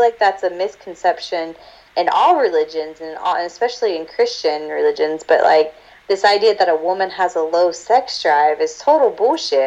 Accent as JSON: {"language": "English", "region": "South Georgia", "country": "United States", "said": "I'm from South Georgia there are like 10 Mormons in the area"}